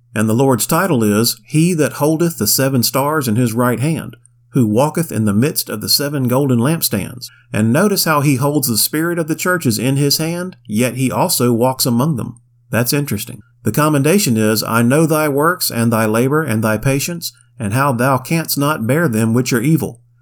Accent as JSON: {"language": "English", "region": "Florida", "country": "United States", "tie": "born or raised there", "said": "I grew up in Florida"}